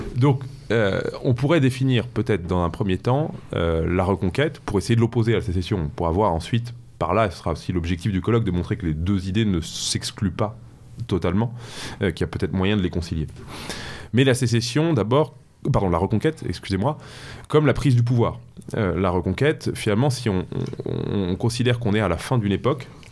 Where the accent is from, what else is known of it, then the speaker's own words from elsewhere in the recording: Paris, Île-de-France, France; moved away as an adult; now in Normandy, France; je suis parisien de, naissance, d'origine, j'ai grandi à Paris